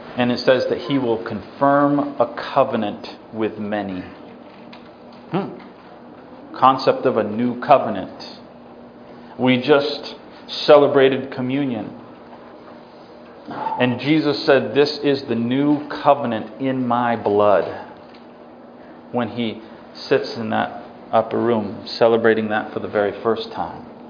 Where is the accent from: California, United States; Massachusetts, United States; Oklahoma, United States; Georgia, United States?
Massachusetts, United States; I was raised in Massachusetts